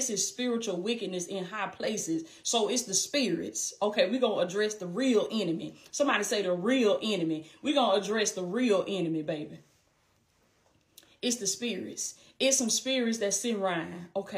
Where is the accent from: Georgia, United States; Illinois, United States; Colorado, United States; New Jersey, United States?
Georgia, United States; Blakely; Blakely, Georgia, my hometown, anything.